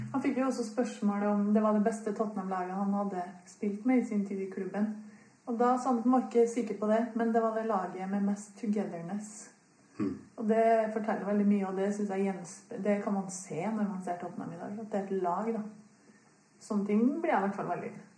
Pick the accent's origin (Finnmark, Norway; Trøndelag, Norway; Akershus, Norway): Trøndelag, Norway; Trondheim; du hører jo at jeg kommer fra Trondheim